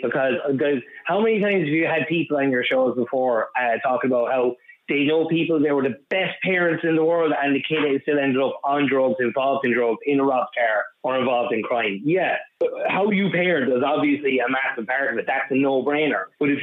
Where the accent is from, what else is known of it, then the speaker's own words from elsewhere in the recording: Cardiff, Wales, United Kingdom; now in Dublin, Ireland; Like, I'm originally from Cardiff myself, and I've kept in touch with people up there. And since we left over the last 20 years, it's gotten worse and worse and worse.